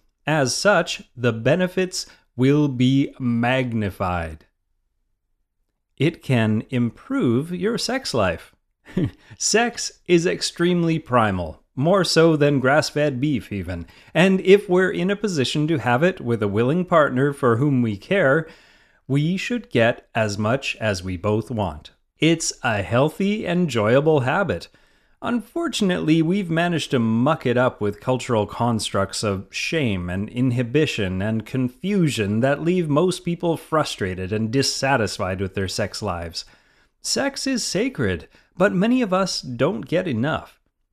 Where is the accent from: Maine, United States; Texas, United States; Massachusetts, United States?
Maine, United States; now in Malibu, United States; From my early days as a kid growing up in Maine, where it seemed like everyone camped, to my death-defying adventures with Outward Bound in the wilds of New England as a teen, to my new current setup running a business in the Malibu Hills